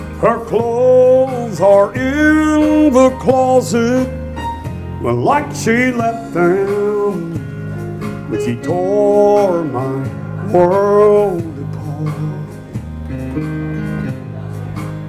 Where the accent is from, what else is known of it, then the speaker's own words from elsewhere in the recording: Orlando, Florida, United States; also born or lived in Missouri; now in Nashville, United States; I'm from Orlando, Florida originally